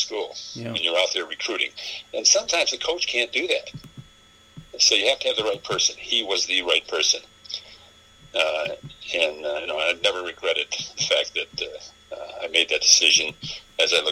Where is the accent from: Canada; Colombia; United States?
United States; Niagara Falls, New York; I'm from Niagara Falls, New York